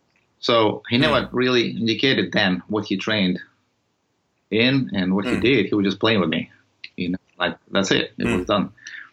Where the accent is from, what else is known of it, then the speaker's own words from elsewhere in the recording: Odesa, Odesa Oblast, Ukraine; English is a second language; moved away as an adult; I was initially had a taste of it back home when I grew up in Soviet Union and spent some time over there, educated over there, and get an engineering degree, maritime engineering in Odessa on the Black Sea.